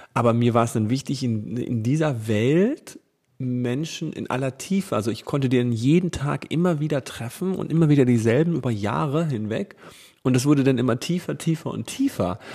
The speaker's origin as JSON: {"language": "German", "region": "Hesse", "country": "Germany", "tie": "born or raised there", "said": "Costa Rica ist so groß wie Hessen und das ist ja meine Heimat"}